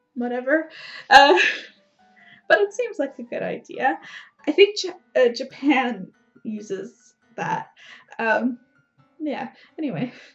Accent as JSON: {"language": "English", "country": "Canada", "said": "I'm Canadian"}